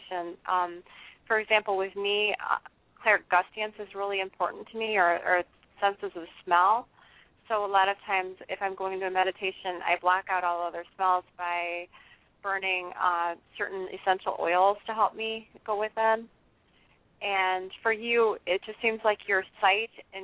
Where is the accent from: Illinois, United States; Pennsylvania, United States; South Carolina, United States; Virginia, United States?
Illinois, United States; Chicago; I'm pretty much from the Chicago area